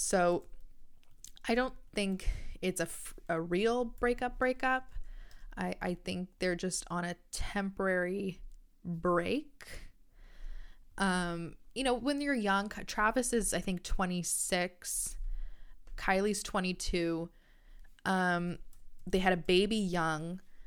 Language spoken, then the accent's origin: English; Canada; I'm Canadian